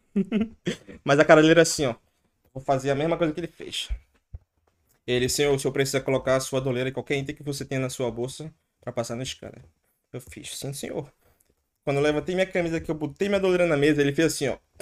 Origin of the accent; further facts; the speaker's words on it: Recife, Pernambuco, Brazil; moved away as an adult; now in Ireland; Eu sou branco, pô, eu sou de Recife